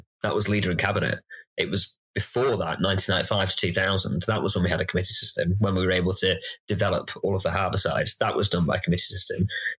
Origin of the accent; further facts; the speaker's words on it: Blackburn, North West England, United Kingdom; moved away as an adult; now in Bristol, United Kingdom; North of England.